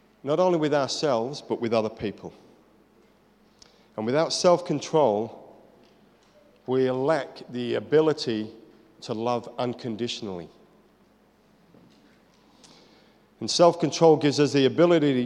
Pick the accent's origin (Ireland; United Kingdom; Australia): United Kingdom; I'm British.